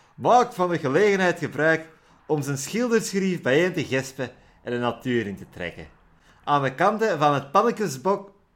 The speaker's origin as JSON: {"language": "Dutch", "region": "Flanders", "country": "Belgium", "said": "Ik ben Vlaming in België."}